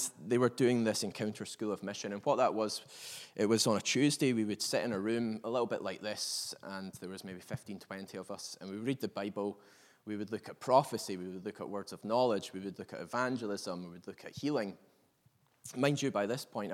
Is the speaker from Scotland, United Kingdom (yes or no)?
yes; Perth, Scotland, United Kingdom; moved away as an adult; now in Northern Ireland, United Kingdom; I'm not actually from Northern Ireland. I'm from Perth, down the road, but have been in Northern Ireland for the last 13 years.